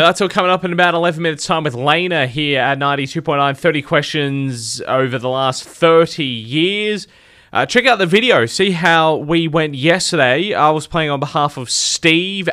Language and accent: English; Adelaide, South Australia, Australia; I grew up in Adelaide